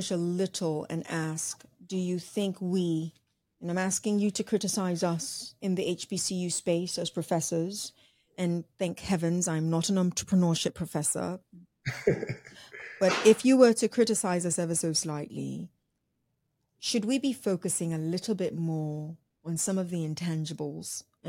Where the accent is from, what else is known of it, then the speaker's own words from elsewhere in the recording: Nigeria; I'm Nigerian. My name gives that away totally.